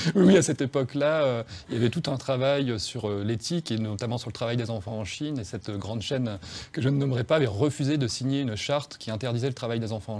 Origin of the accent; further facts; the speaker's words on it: Frévent, Hauts-de-France, France; now in Lyon, France; chez moi, à Frévent